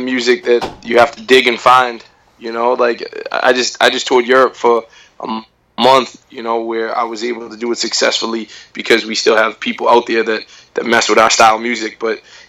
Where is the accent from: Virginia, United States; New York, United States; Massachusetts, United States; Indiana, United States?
Massachusetts, United States; Boston; hometown? Boston, Massachusetts